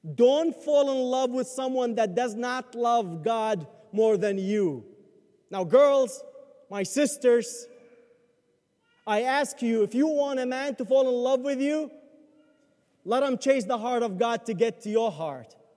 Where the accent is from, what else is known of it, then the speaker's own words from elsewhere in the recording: Baghdad, Baghdad Governorate, Iraq; moved away; I grew up in Baghdad, where Christians are minority